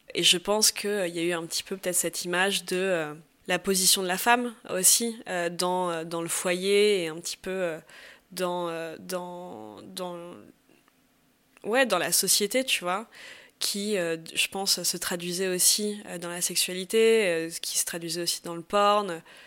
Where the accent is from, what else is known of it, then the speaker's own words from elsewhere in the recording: Paris, Île-de-France, France; moved away as an adult; now in Barcelona, Spain; je suis originaire de Paris, euh, Paris 16e